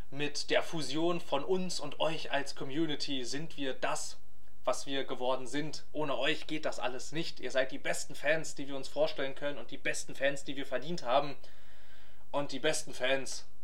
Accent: Germany; lieben wir unsere Autos, wir kommen aus Deutschland.

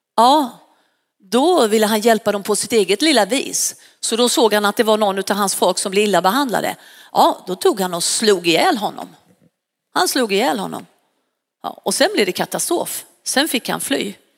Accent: Varberg, Halland County, Sweden; now in Stockholm, Sweden; jag kommer ju från västkusten och jag flyttade från Varberg och hit upp till, eh, till Stockholm

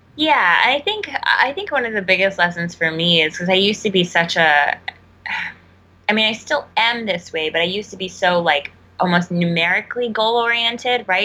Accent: Texas, United States; moved away; where I grew up back home in Texas

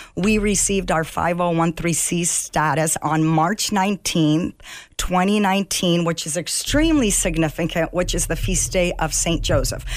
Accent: Egypt; moved away; I was born in Egypt

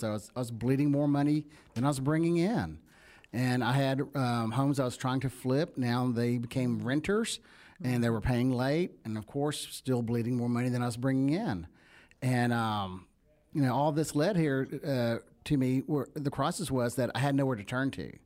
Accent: the South, United States; accent: country; you can hear my accent. I'm, I'm country. I'm a country kid

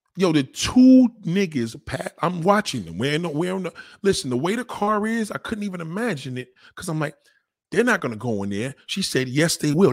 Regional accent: New York City, New York, United States; I'm from the Bronx

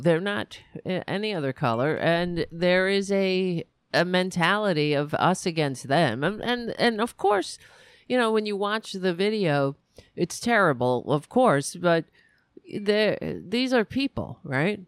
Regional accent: United States; It's very stressful being an American

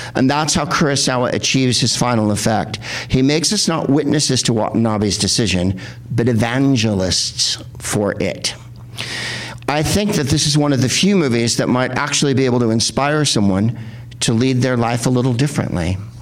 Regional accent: San Francisco, California, United States; also born or lived in San Carlos, California; now in Los Angeles, United States; And I'm from San Francisco

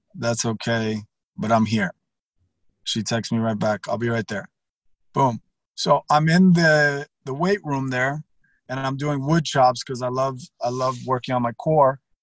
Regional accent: Miami, Florida, United States; also born or lived in Pasadena, Texas / Houston, Texas; I grew up in Miami

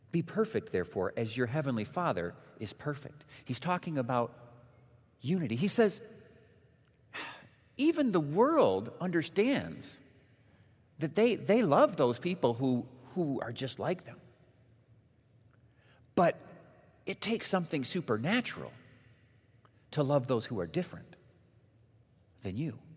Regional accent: Mexico; born there; Many of you know that my parents were missionaries when I was born. So it means I was born in Mexico.

